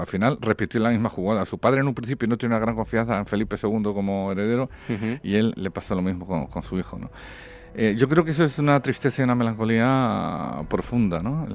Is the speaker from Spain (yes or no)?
yes; Spain; como español